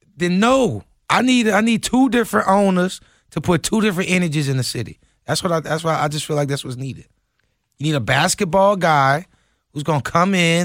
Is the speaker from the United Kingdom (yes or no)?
no; New Orleans, Louisiana, United States; I'm from New Orleans